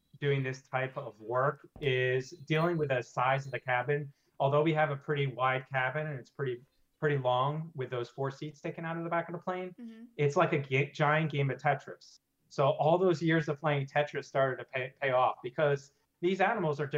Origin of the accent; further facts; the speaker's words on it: New York, United States; also born or lived in Cincinnati, Ohio; I'm originally from New York. I reside in Brooklyn, New York right now.